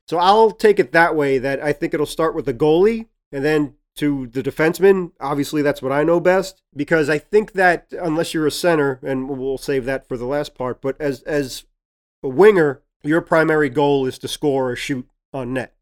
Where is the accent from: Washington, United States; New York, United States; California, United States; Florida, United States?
New York, United States; New York City; accent: Brooklyn; It's my Brooklyn accent.